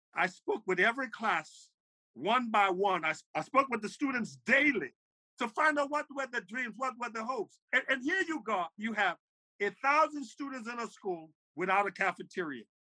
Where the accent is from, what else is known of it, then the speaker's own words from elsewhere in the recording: Monrovia, Montserrado, Liberia; now in New Jersey, United States; I'm originally from Liberia, West Africa. I was born in uh, in, in Monrovia